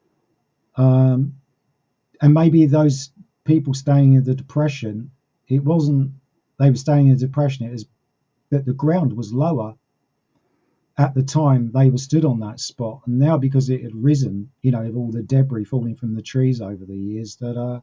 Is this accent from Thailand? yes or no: no; United Kingdom; I'm British